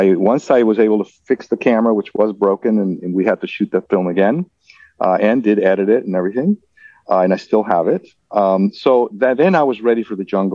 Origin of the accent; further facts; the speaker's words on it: Mexico; also born or lived in Mexico City; I was raised in Mexico